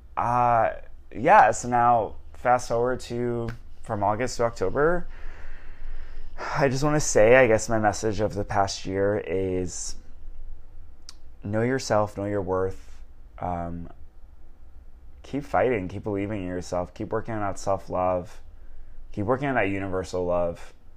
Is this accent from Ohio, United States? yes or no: no; Long Island, New York, United States; moved away as an adult; now in Los Angeles, United States; We're from Long Island